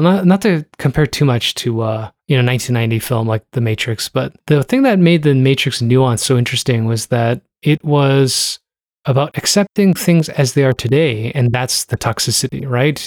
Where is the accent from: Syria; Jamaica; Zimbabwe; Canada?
Canada; Toronto, Ontario; I was raised in Toronto and, uh, I don't speak Korean